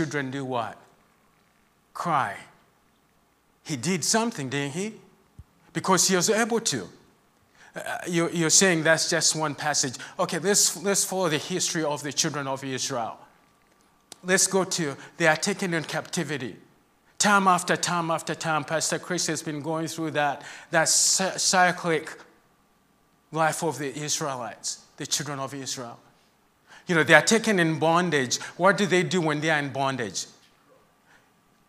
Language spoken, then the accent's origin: English; Zambia; moved away; I'm from Zambia, that's where I grew up, and that's where my heart is